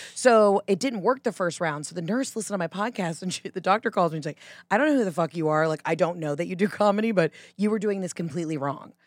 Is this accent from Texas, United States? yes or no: no; Georgia, United States; accent: Southern; also born or lived in New York; now in Los Angeles, United States; I was born in Georgia, but because my mom's from Boston